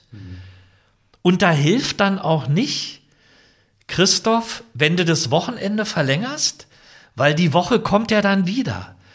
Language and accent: German; Potsdam, Brandenburg, Germany; Open Air in Potsdam machen. Ist ja meine Heimatstadt